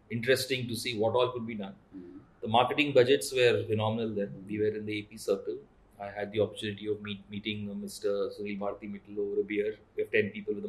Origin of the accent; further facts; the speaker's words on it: Hyderabad, Telangana, India; also born or lived in Pune / Mumbai; I took a posting back in Hyderabad, my hometown